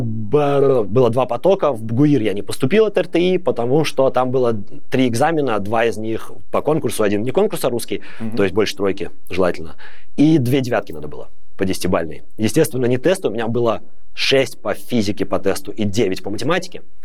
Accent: Babruysk, Mogilev Region, Belarus; moved away as an adult; now in Netherlands; Я сам из Бобруйска. Я там не родился, но большую часть времени я там жил.

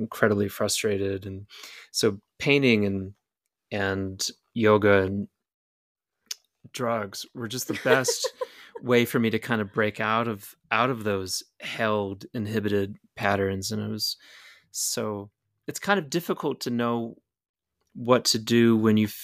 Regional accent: Slidell, Louisiana, United States; I grew up in Slidell, which is quite near Hammond

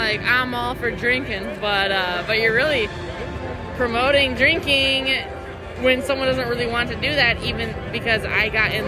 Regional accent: Clinton, Wisconsin, United States; now in Louisville, United States; I'm originally from Clinton, Wisconsin.

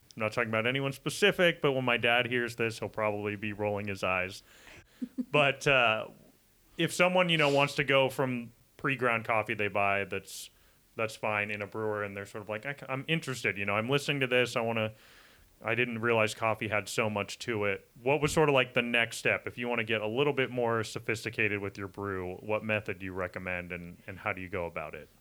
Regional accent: Menlo Park, California, United States; I grew up in Menlo Park

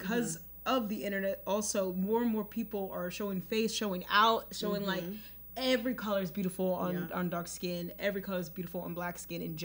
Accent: Nigeria; I'm Nigerian

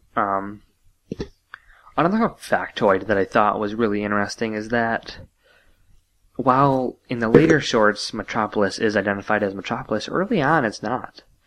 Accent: United States; being an American

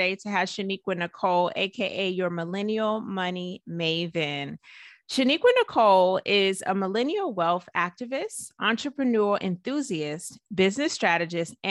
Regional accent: Georgia, United States; I grew up in Georgia

